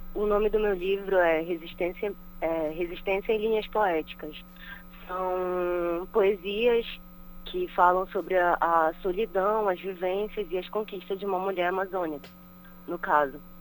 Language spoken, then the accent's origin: Portuguese; Belém, Pará, Brazil; Eu sou da Sacramento, Sacramento, mas eu cresci na Terra Firme, no bairro da Terra Firme